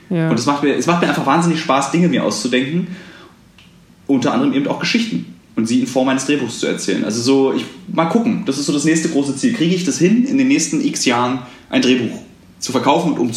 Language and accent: German; East Germany, Germany; also als Ossi geht man ja relativ sparsam mit dem Begriff der Freundschaft um